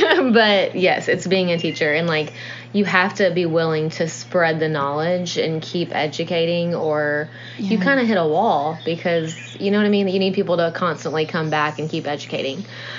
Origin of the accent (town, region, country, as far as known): Nashville, Tennessee, United States; born or raised there